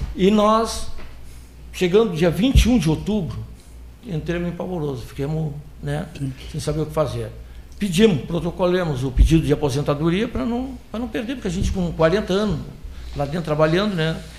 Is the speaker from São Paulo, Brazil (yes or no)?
no; Pelotas, Rio Grande do Sul, Brazil; aqui na região mesmo, que nós somos da região de Pelotas.